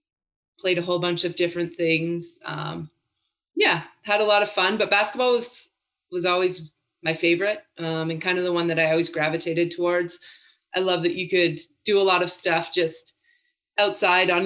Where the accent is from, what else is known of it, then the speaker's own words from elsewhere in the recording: British Columbia, Canada; moved away as an adult; I did grow up with the Vancouver Grizzlies